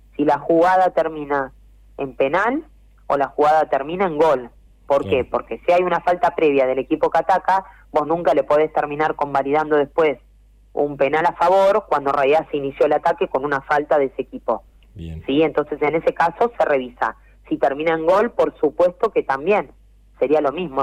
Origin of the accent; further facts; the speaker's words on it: Quilmes, Buenos Aires Province, Argentina; Yo soy de Quilmes